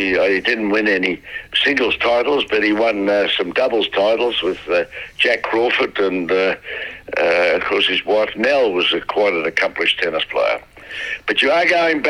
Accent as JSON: {"language": "English", "town": "Melbourne", "region": "Victoria", "country": "Australia", "tie": "born or raised there", "also_born_or_lived": "Garden Vale, Victoria", "said": "We were originally in Garden Vale. I was born in Garden Vale. And then they moved to a house in South Yarra."}